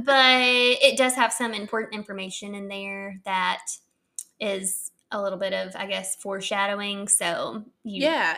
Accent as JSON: {"language": "English", "town": "Texarkana", "region": "Arkansas", "country": "United States", "tie": "born or raised there", "said": "Shout out to my hometown in that song. … from Texarkana."}